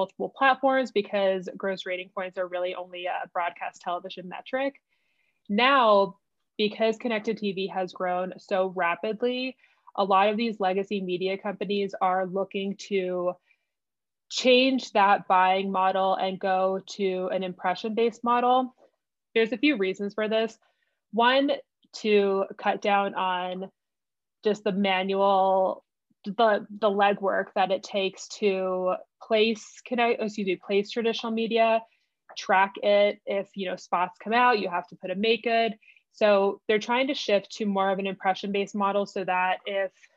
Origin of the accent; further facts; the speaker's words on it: New Jersey, United States; moved away as an adult; now in Denver, United States; I'm originally from New Jersey, but I've lived in Denver seven, 8 years. But New Jersey is definitely home